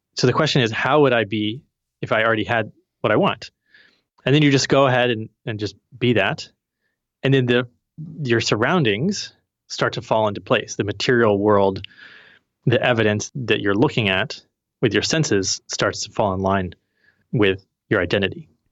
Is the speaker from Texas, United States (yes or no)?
no; Missouri, United States; I'm from Missouri, the Show Me State